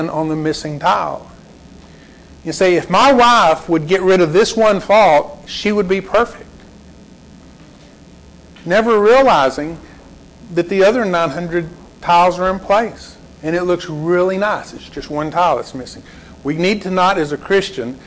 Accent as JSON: {"language": "English", "town": "Lubbock", "region": "Texas", "country": "United States", "tie": "born or raised there", "said": "I grew up in Lubbock, grew up in an older neighborhood"}